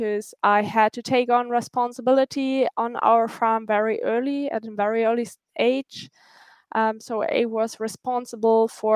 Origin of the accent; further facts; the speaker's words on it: North Rhine-Westphalia, Germany; I grew up on a farm in North Rhine-Westphalia with boarding horses